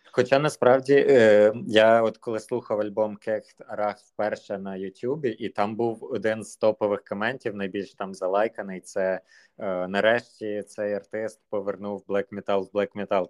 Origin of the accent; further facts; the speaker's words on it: Zhytomyr, Zhytomyr Oblast, Ukraine; я з Житомира